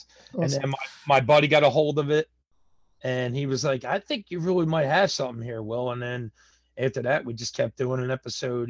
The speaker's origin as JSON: {"language": "English", "town": "Philadelphia", "region": "Pennsylvania", "country": "United States", "tie": "born or raised there", "said": "I'm from Philadelphia, Pennsylvania, born and raised in South Philadelphia"}